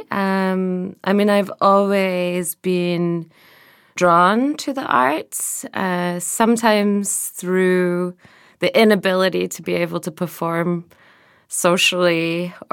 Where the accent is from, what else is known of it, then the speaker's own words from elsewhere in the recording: Glasgow, Scotland, United Kingdom; moved away as an adult; now in Berlin, Germany; I moved to Berlin when I was 21 from Glasgow.